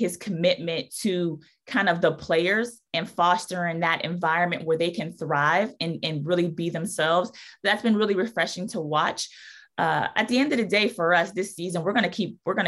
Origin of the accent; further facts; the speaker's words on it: outside of Pittsburgh, Pennsylvania, United States; now in New Orleans, United States; growing up in Pittsburgh, outside of Pittsburgh, it was always about having that hard hat